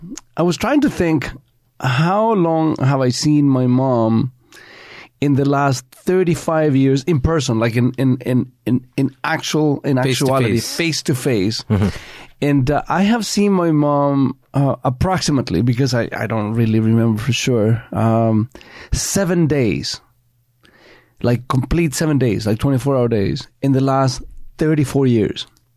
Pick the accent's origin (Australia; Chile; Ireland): Chile; moved away; You know, growing up in Chile in the 50s and 60s, it wasn't certainly a cakewalk.